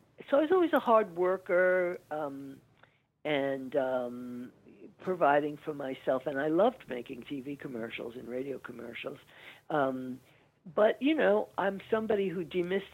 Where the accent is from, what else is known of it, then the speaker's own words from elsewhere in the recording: New York City, New York, United States; we grew up in Woodside, Queens, which is just across the bridge from Manhattan